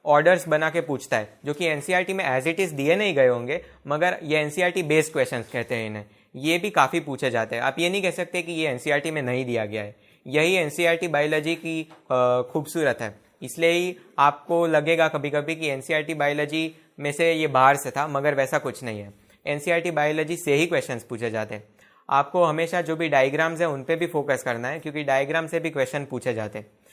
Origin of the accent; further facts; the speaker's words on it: Gujarat, India; मैं गुजरात से हूं